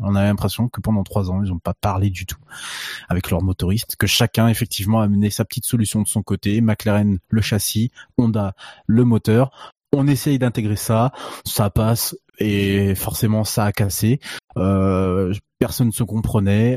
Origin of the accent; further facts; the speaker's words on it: France; on est français